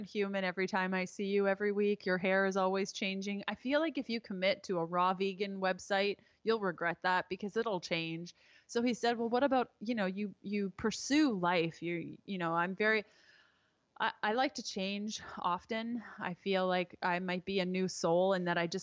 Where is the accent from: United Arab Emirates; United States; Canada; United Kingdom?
Canada; I am Canadian